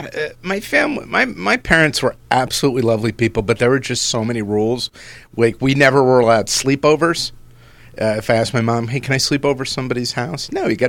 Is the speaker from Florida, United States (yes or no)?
no; Lakewood, New Jersey, United States; I grew up in Jersey and Lakewood.